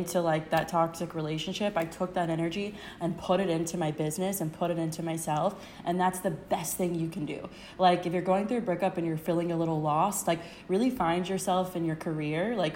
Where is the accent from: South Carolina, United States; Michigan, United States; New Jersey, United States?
South Carolina, United States; Myrtle Beach; now in Charleston, United States; I grew up in Myrtle Beach, which is like 2 hours from here. So it's a lot of my hometown. It's very Southern traditional.